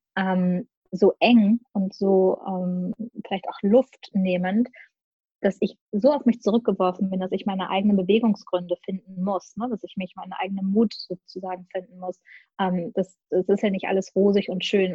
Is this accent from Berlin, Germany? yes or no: no; Gelsenkirchen, North Rhine-Westphalia, Germany; moved away; Geboren und aufgewachsen bin ich in Gelsenkirchen